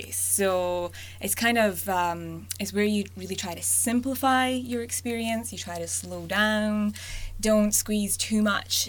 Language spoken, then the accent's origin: English; Scotland, United Kingdom; moved away as an adult; also born or lived in Glasgow, Scotland / Alberta, Canada; now in Canada; I was born and brought up in Scotland, so I have a bit of an accent.